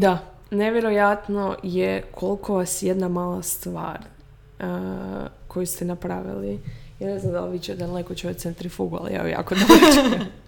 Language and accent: Croatian; Rijeka, Primorje-Gorski Kotar County, Croatia; moved away; živimo, iz Rijeke smo.